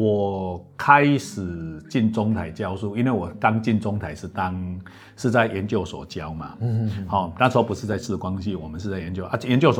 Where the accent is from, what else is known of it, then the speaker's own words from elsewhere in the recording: Lucao, Chiayi County, Taiwan; 我是嘉义鹿草人。家己落草，落下咧食草。